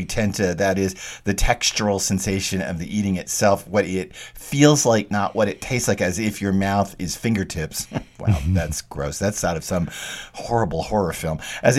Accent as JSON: {"language": "English", "region": "Texas", "country": "United States", "tie": "born or raised there", "said": "I grew up in Texas and I couldn't eat Mexican food."}